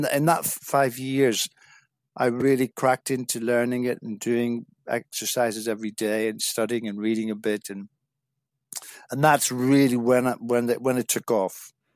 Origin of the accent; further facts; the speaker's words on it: South Derry, Northern Ireland, United Kingdom; moved away as an adult; also born or lived in England; I'm originally from Northern Ireland, a small village in South Derry, and I spent my first eighteen years living in a small village